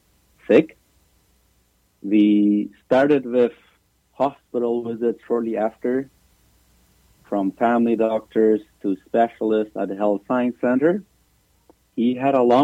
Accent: Paraguay; moved away as an adult; now in Canada; We're both from Paraguay.

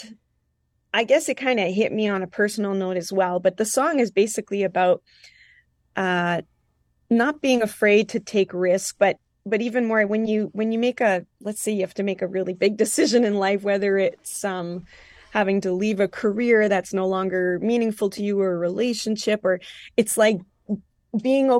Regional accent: Île-des-Chênes, Manitoba, Canada; first language French; English is a second language; I was raised in Île-de-Chêne, Manitoba. I'm, you know, French speaking. It was my first language as a child.

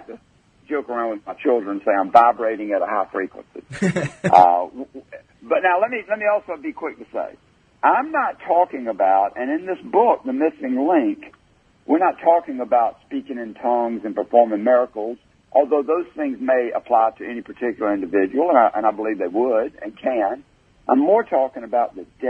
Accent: Greenville, South Carolina, United States; my hometown of Greenville, South Carolina

